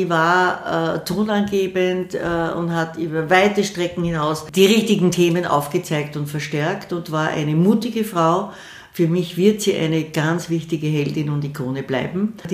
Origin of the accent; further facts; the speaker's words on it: Vienna, Austria; Ich bin eine stolze Wienerin